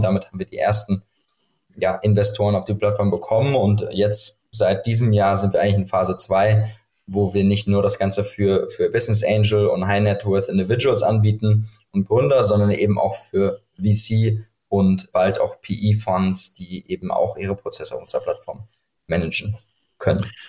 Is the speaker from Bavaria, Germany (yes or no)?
no; Frankfurt, Hesse, Germany; moved away as an adult; now in Berlin, Germany; Ich bin aus Frankfurt ursprünglich